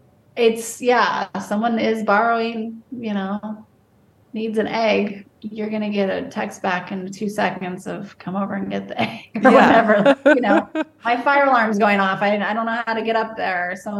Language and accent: English; Wyoming, United States; also born or lived in Kansas / Arizona; I was born in Wyoming and we moved around as my father's job in construction would take us to different little towns in Wyoming and then into Kansas, different towns, and eventually made it to Arizona.